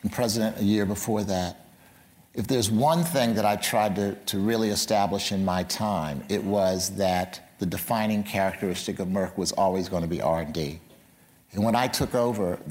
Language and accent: English; Philadelphia, Pennsylvania, United States; my hometown of Philadelphia